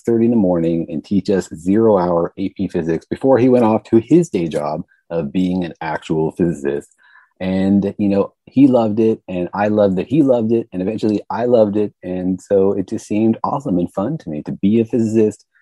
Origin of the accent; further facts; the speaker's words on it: Los Alamos, New Mexico, United States; moved away; I grew up in Los Alamos, New Mexico